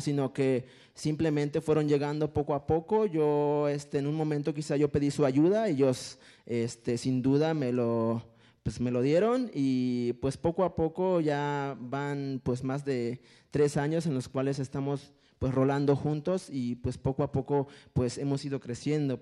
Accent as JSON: {"language": "Spanish", "area": "a village near Pantepec", "region": "Puebla", "country": "Mexico", "tie": "born or raised there", "first_language": "Totonac", "second_language": "Spanish", "moved": "yes", "said": "en Pantepec, Puebla, eh, igual también en Mecapalapa, Puebla, que es pues cercano a mi pueblo"}